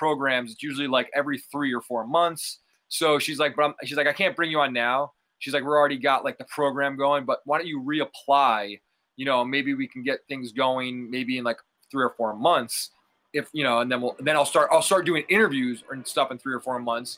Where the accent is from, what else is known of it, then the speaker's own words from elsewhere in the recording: Scranton, Pennsylvania, United States; moved away as an adult; also born or lived in Staten Island, New York City; now in San Diego, United States; I'm from originally Staten Island, New York City. But I grew up in Scranton, Pennsylvania